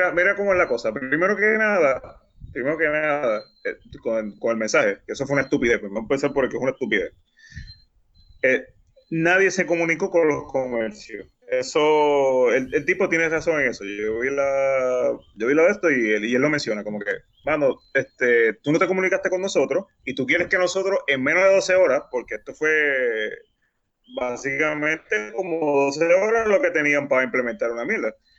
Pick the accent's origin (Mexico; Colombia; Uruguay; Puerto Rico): Puerto Rico; somos puertorriqueños y, lo sabemos, porque vivimos aquí